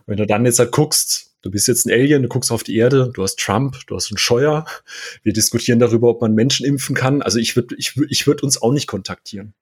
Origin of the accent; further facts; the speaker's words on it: Karlsruhe, Baden-Württemberg, Germany; now in Bavaria, Germany; Ich komme hier ursprünglich gebürtig aus Karlsruhe